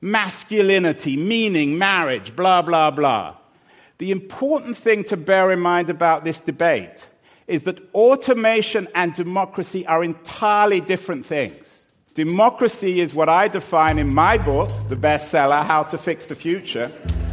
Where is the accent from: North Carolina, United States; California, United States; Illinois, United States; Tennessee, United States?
California, United States; Silicon Valley; I'm from Silicon Valley